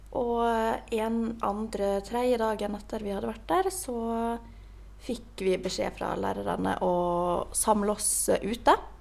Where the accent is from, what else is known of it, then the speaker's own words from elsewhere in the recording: Ålesund, Møre og Romsdal, Norway; now in Oslo, Norway; når jeg var hjemme i Ålesund